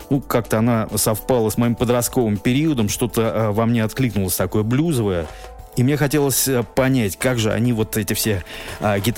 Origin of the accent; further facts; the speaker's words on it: Moscow, Russia; Я родился в Москве в 1972 году.